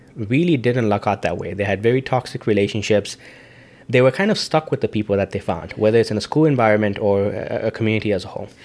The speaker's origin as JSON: {"language": "English", "country": "Zambia", "tie": "born or raised there", "moved": "yes", "said": "being an Indian in Zambia"}